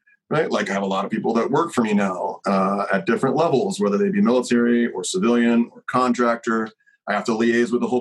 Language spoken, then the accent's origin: English; Kentucky, United States; I'm from Kentucky